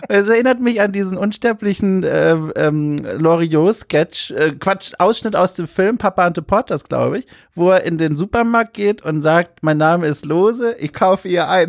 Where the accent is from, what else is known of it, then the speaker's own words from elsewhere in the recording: Hamburg, Germany; das Getränk meiner Heimat, äh, also Hamburg